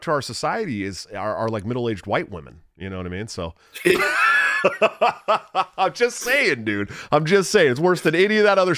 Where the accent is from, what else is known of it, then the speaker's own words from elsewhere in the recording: Oakland, California, United States; I'm from the Oakland, San Francisco Bay Area